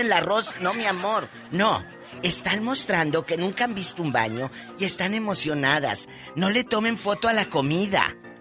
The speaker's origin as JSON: {"language": "Spanish", "town": "Matamoros", "region": "Tamaulipas", "country": "Mexico", "moved": "yes", "lives_now": "United States", "said": "yo caminé, me encantaba caminar por mi Matamoros a pie"}